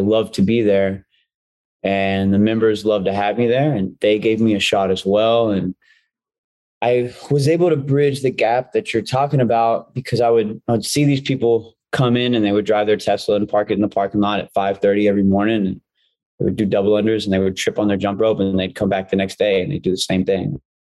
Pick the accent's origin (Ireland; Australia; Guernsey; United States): United States; Dallas, Texas; moved away as an adult; now in Los Angeles, United States; I'm from Dallas, Texas